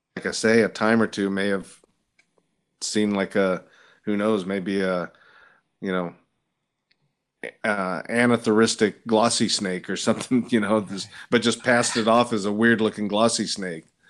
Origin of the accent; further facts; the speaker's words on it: California, United States; moved away as an adult; also born or lived in Washington, D.C.; growing up in California